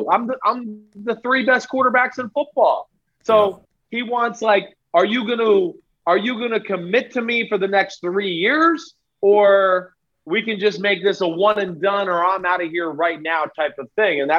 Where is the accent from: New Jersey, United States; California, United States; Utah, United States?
New Jersey, United States; I'm from New Jersey. That's what we do every now and then.